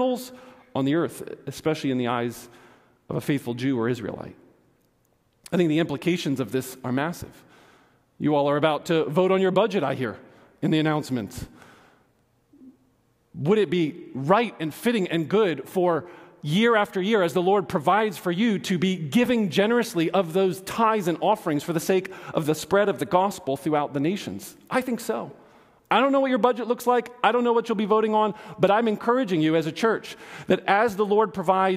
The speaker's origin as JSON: {"language": "English", "town": "Johnson City", "region": "Tennessee", "country": "United States", "tie": "born or raised there", "said": "I was born in Johnson City, Tennessee, in the United States of America."}